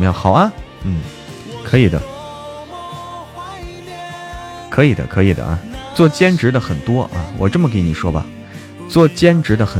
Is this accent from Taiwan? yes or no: no; North China, China; 嗯，我是北方人，不让随便啊，就是，哎呀，开玩笑的。